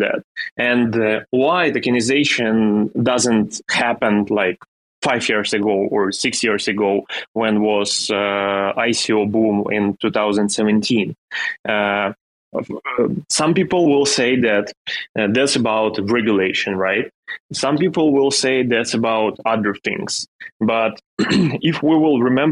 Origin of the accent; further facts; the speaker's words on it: Ukraine; English is a second language; I am a guy from Ukraine and I live in a small city in the middle of Ukraine, and I'm living with my parents in house